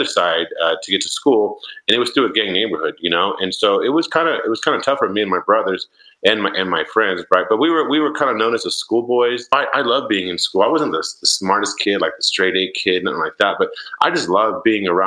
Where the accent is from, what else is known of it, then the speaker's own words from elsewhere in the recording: Yuma, Arizona, United States; moved away as an adult; also born or lived in San Jose, California; I grew up in Yuma, Arizona